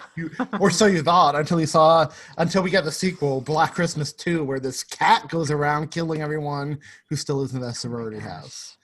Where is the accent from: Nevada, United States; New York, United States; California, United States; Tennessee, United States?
New York, United States; As a New Yorker